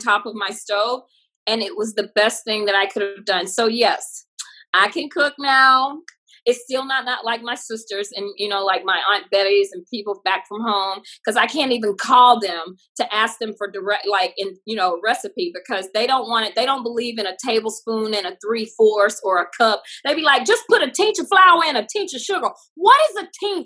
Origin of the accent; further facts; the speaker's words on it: the South, United States; moved away as an adult; also born or lived in New York / Hollywood; I'm glad that I grew up in a small country town. I think it gave me my manners today. Like if somebody holds the elevator for me, I'm going to, ooh, thank you. Or if someone lets me over in traffic, I'm going to throw my hand up and say thanks. And I think that all comes from growing up in the South